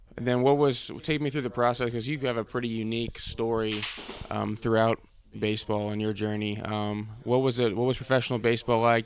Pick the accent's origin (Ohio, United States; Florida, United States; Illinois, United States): Ohio, United States; Cincinnati; I'm from Cincinnati